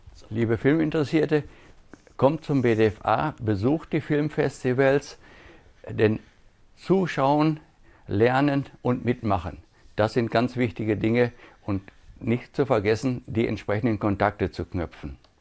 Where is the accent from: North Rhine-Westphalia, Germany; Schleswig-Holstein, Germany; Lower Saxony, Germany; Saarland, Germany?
North Rhine-Westphalia, Germany; Gütersloh; bei uns in Gütersloh